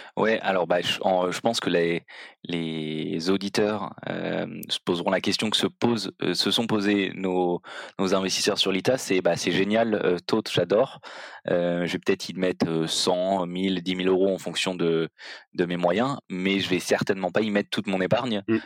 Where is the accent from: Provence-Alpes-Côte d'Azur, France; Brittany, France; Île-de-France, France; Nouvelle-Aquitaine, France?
Provence-Alpes-Côte d'Azur, France; Marseille; moved away; also born or lived in Belgium; je suis originaire de Marseille